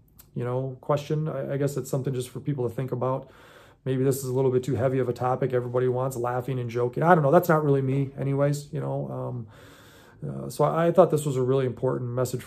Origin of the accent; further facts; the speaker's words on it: United States; I was born in America